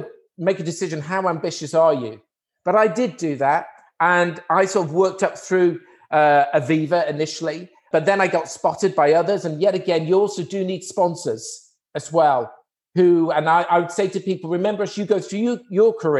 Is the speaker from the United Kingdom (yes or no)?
yes; Wrexham, Wales, United Kingdom; I was born in a town in Wales, Wrexham. So, and I grew up in Wrexham